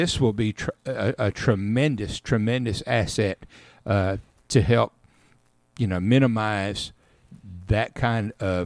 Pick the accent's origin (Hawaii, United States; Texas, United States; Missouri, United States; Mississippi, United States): Mississippi, United States; Caledonia; I grew up in Caledonia, Mississippi, just outside of Columbus and Columbus Air Force Base